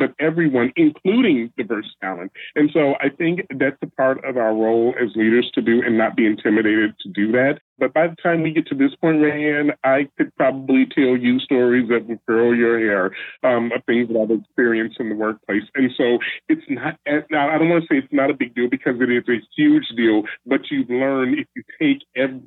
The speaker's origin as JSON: {"language": "English", "town": "Chicago", "region": "Illinois", "country": "United States", "moved": "yes", "lives_now": "Seattle, United States", "said": "I'm originally from Chicago, but I live in Seattle."}